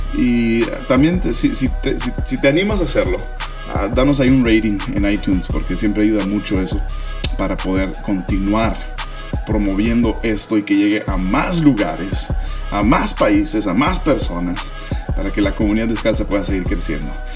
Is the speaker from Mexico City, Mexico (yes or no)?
no; Hermosillo, Sonora, Mexico; Hermosillo, Sonora. Tierra de los Hermosos, mi tierra eh, donde yo crecí